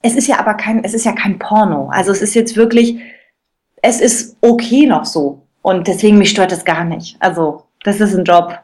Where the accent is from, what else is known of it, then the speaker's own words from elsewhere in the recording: Cottbus, Brandenburg, Germany; also ich komme aus Cottbus, so ein Brandenburger Mädel, und habe ganz früh in Cottbus schon angefangen ähm, zu singen und war im Cottbuser Kindermusical.